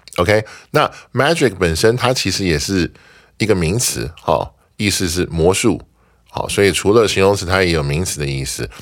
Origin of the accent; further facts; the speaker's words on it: Taiwan; 我们台湾人